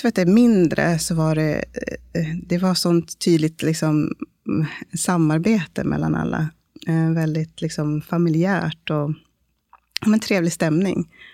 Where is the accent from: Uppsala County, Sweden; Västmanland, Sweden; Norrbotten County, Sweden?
Uppsala County, Sweden; Uppsala; moved away as an adult; also born or lived in Stockholm; now in Malmö, Sweden; jag är en dola och barnmorska eh, från Malmö, eller ursprungligen från Uppsala